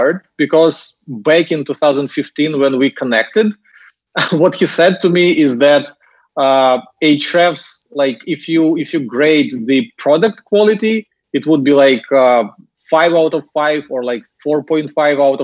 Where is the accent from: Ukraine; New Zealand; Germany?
Ukraine; accent: Russian/Ukrainian; English is a second language; moved away as an adult; now in Singapore; as you can hear from my accent, I'm not native English speaker, so I was born and raised in Ukraine